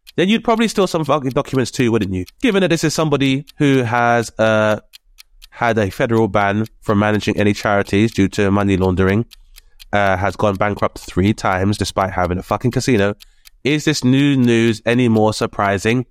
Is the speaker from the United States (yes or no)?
no; United Kingdom; a, uh, child of immigrants, so the first generation immigrant within the U K